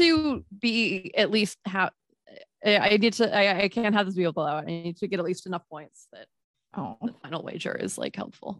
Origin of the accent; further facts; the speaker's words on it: Pennsylvania, United States; now in Ohio, United States; I grew up in Pennsylvania, home of 2 presidents now.